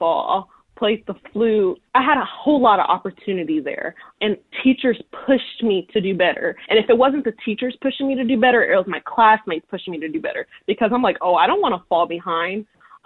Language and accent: English; Columbus, Ohio, United States; I grew up in Columbus, Ohio